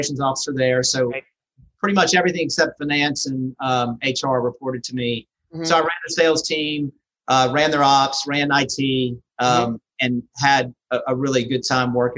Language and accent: English; Louisiana, United States; moved away; also born or lived in Birmingham, Alabama; I was in Birmingham for 27 years, but I'm originally from Louisiana.